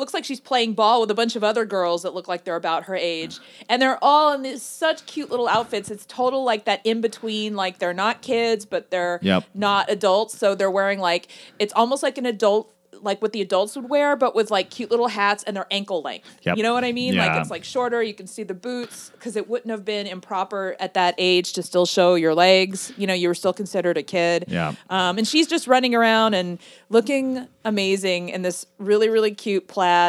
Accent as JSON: {"language": "English", "country": "United States", "said": "What I guess to me as an American, I think everyone in Paris is just amazing."}